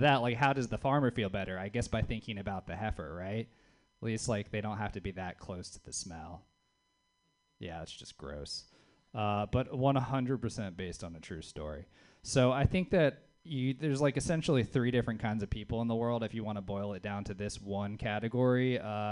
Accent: the South, United States; now in Bay Area, United States; It's fun being a Southerner in the Bay Area

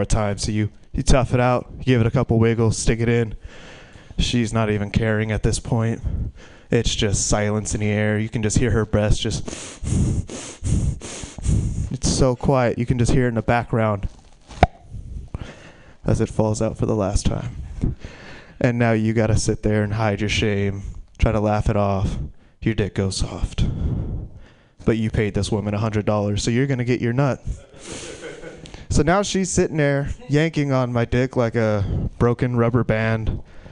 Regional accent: Stockton, California, United States; I'm from Stockton

